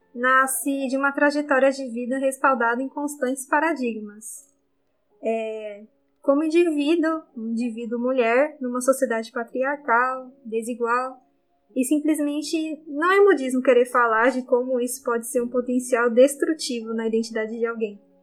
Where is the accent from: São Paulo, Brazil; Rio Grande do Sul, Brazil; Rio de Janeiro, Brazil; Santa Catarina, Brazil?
São Paulo, Brazil; Osasco; eu sou de Osasco, uma cidade da Grande São Paulo